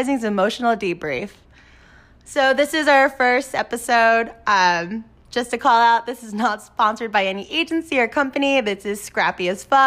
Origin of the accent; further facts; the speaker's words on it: California, United States; moved away as an adult; now in New York, United States; I'm born and raised in California, but migrated to the East, so New York based